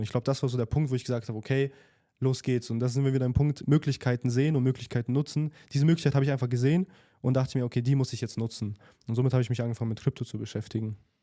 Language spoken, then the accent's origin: German; Germany; moved away as an adult; now in Dubai, United Arab Emirates; Meine Eltern kommen halt aus Russland, sind halt nach Deutschland gezogen und ich wurde in Deutschland geboren